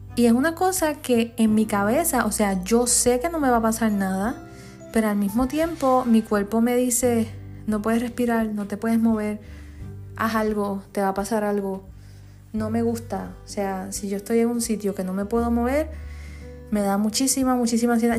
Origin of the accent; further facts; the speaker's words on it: Comerío, Puerto Rico; Comerío, que es mi pueblo